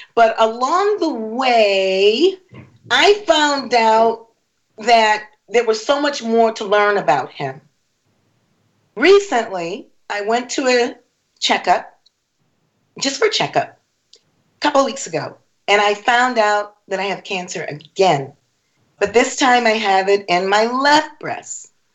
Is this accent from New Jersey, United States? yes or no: no; Rochester, New York, United States; also born or lived in Harrisburg, Pennsylvania; now in Orlando, United States; I'm Rochester. from Rochester, born in Rochester